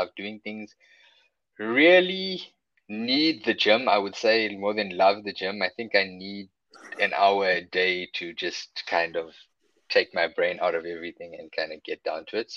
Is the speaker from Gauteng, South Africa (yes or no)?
yes; Johannesburg, Gauteng, South Africa; moved away as an adult; also born or lived in Durban; now in Cape Town, South Africa; Then spent my whole life in Joburg and moved to Cape Town about, I think it's about 8 years ago.